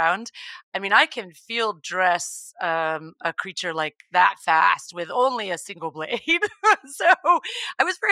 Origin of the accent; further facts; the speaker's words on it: Texas, United States; I grew up in Texas, and I come from an animal background